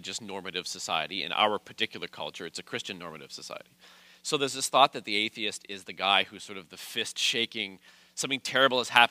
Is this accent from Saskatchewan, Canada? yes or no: no; Calgary, Alberta, Canada; moved away as an adult; also born or lived in St. Catharines, Ontario; now in Niagara, Canada; I started in Calgary, which is my hometown, in 1997